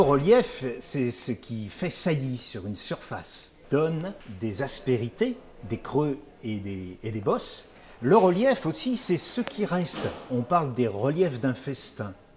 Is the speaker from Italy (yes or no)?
no; France; chez nous, chez nous, en France